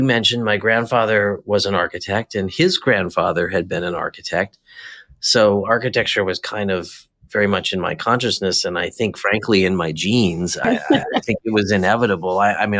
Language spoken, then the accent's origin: English; New Jersey, United States; also born or lived in Midwest / Southern California; I was born in the Midwest, but my dad worked on Wall Street and we lived out on a farm in New Jersey.